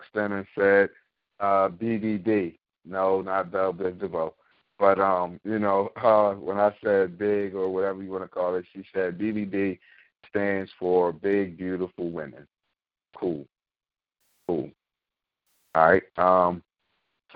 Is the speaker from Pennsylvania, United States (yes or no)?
yes; Philadelphia, Pennsylvania, United States; my hometown Philly